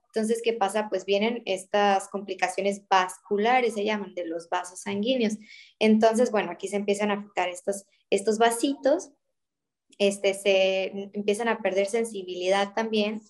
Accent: Mexico; por el simple hecho de ser mexicanos

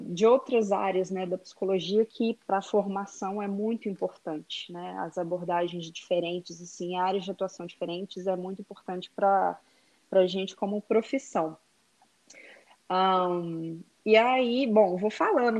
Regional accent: Belo Horizonte, Minas Gerais, Brazil; moved away as an adult; now in Texas, United States; eu sou de Belo Horizonte, Minas Gerais

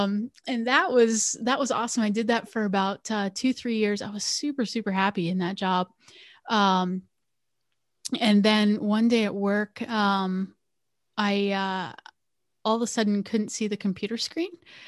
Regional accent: Bloomsburg, Pennsylvania, United States; So I grew up on the East Coast of the United States. So I grew up in a little town called Bloomsburg, Pennsylvania.

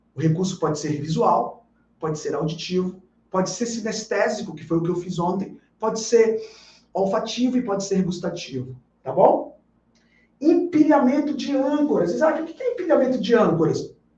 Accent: Bahia, Brazil; Aqui na Bahia, na minha terra

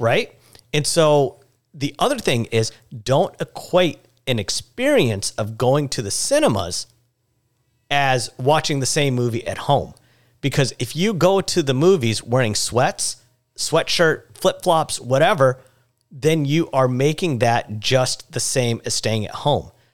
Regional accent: India; growing up, uh, as an Indian, I would always have my head down as a sign of respect

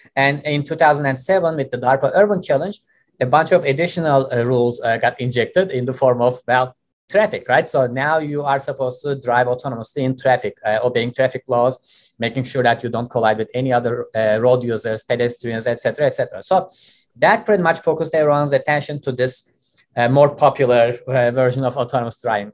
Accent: Istanbul, Turkey; moved away as an adult; also born or lived in Austin, Texas; now in United States; I grew up in Turkey. I was born and raised uh, in Istanbul

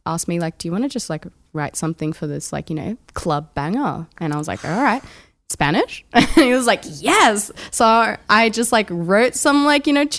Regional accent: Melbourne, Victoria, Australia; moved away as an adult; now in Brisbane, Australia; I am originally from Melbourne and I've been an artist here in Brisbane for the last year.

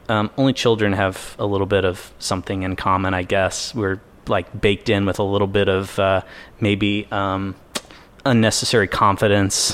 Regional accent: Bedford, Indiana, United States; moved away as an adult; I grew up in a town in southern Indiana called Bedford, Indiana.

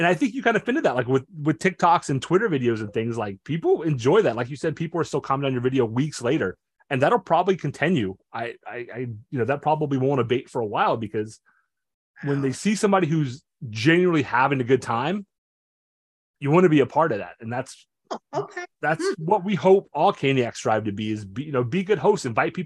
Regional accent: North Carolina, United States; Every kid, I growing up in North Carolina, every kid I knew played basketball

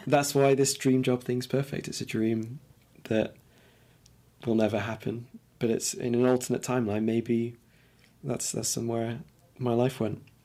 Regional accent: Lincoln, East Midlands, United Kingdom; also born or lived in London; I was born in London, but I grew up in Lincoln

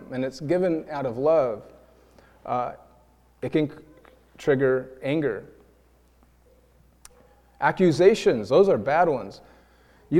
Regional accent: New York, United States; now in Iowa, United States; we're from New York, and we're an interracial couple

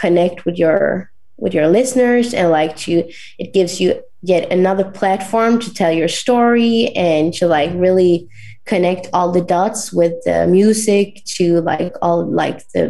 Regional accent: northern Sweden, Sweden; my hometown in north of Sweden

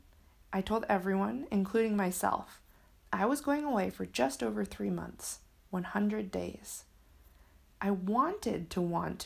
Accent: Michigan, United States; now in San Diego, United States; My hometown was comfortable. I worked hard to become a part of a community. It took years after leaving Michigan to feel like I was connected in California.

